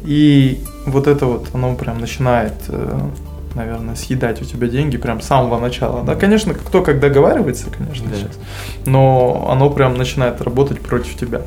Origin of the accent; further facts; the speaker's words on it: Kazakhstan; среди нас казах был только я